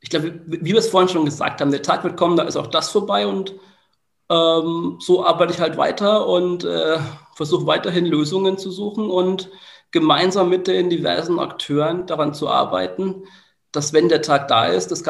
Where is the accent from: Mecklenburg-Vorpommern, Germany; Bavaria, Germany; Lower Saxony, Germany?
Bavaria, Germany; Bamberg; ich bin ja immer noch auch in meiner Heimat ein Stück weit aktiv. Ähm, es ist so, dass ich ähm, meine Erfahrungen aus dem Projekt MIA mittlerweile auch ein Stück weit in Bamberg einbringe.